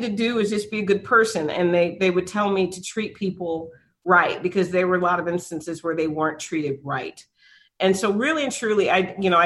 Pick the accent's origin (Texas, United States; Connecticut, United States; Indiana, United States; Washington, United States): Texas, United States; San Antonio; I was born here in San Antonio on the east side of town